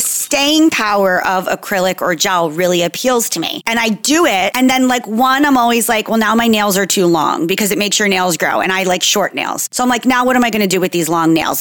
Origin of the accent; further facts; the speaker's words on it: Jersey Shore, New Jersey, United States; So I'm from New Jersey, Jersey Shore specifically.